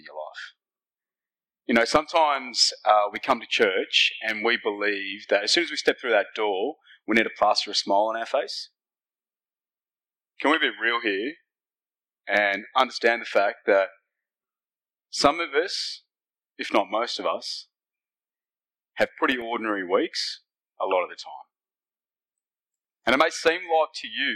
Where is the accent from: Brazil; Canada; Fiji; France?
Fiji; now in Australia; I am from Fiji, that's where I was born. but my heritage is Indian